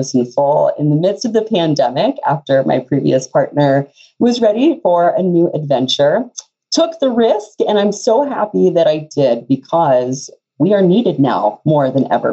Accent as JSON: {"language": "English", "region": "Texas", "country": "United States", "moved": "yes", "lives_now": "Fargo, United States", "said": "I'm actually from Texas originally, and a long journey brought me to Fargo"}